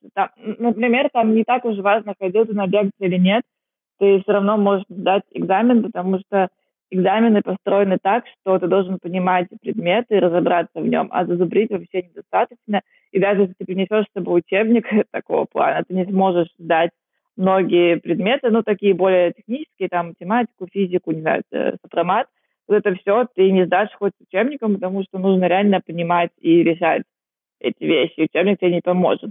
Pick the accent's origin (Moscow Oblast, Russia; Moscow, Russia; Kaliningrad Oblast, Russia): Kaliningrad Oblast, Russia; Kaliningrad; moved away as an adult; also born or lived in Vietnam / China; now in Singapore; Я из Калининграда